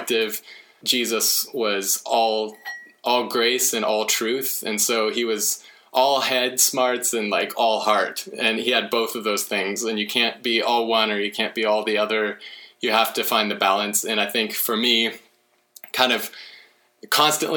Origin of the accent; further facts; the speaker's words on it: Oklahoma, United States; moved away as an adult; also born or lived in California; now in Washington, United States; I grew up in Oklahoma